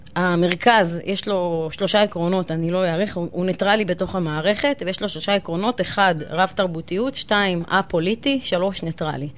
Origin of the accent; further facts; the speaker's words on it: Ramla, Central District, Israel; אני רבלאית מאז ומתמיד